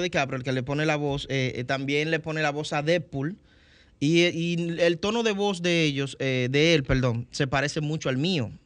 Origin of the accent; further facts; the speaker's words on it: Dominican Republic; ser el primer dominicano